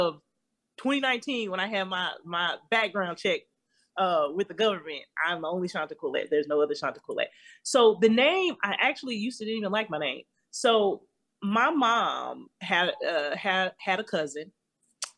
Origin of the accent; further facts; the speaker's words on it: Denver, Colorado, United States; I'm from Denver, Colorado. So on Channel 31 on Sundays, you would always get a kung fu movie